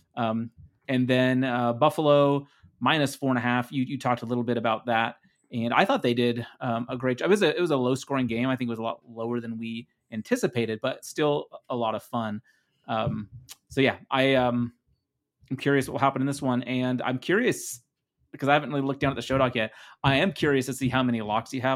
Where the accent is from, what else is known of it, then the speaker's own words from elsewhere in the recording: Netherlands; English is a second language; English is my second language. I am from the Netherlands